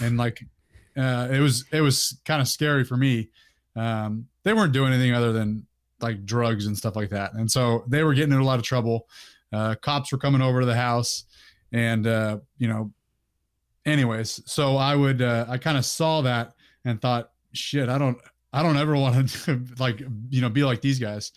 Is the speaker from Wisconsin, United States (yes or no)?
no; Orangevale, California, United States; I grew up in Northern California, uh, in Sacramento County, uh, a place called Orangevale